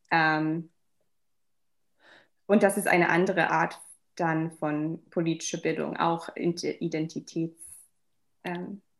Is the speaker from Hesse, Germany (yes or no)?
yes; Wiesbaden, Hesse, Germany; German is a second language; also born or lived in Darmstadt; Ich, ich bin eigentlich in ähm, Deutschland aufgewachsen als